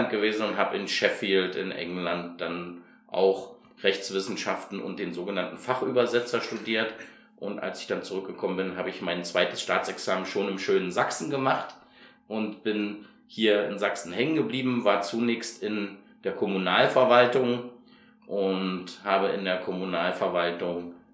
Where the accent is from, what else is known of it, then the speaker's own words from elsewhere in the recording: Hungary; also born or lived in Chemnitz, Germany; Ich bin tatsächlich eher ein ostdeutsches Kind, ich bin aus Karl-Marx-Stadt und bin in Ungarn aufgewachsen